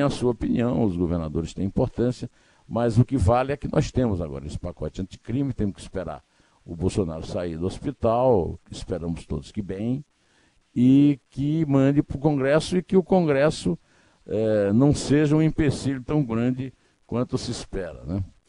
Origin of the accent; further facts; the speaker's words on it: Uiraúna, Paraíba, Brazil; pertinho de Uiraúna, onde eu nasci